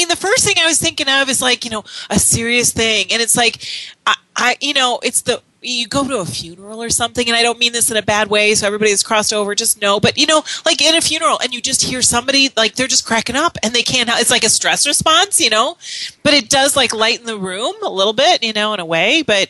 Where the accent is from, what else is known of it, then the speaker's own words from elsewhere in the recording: United States; I'm an American.